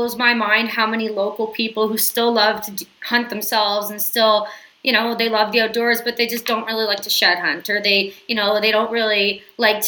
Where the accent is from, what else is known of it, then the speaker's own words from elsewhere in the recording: Southern Ontario, Canada; moved away as an adult; now in Saskatchewan, Canada; I'm originally from Southern Ontario